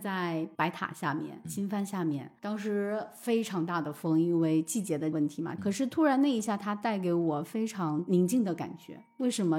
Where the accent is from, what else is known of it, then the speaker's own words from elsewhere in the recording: Jiangxi, China; 我本身不是四川人，我嗯是江西人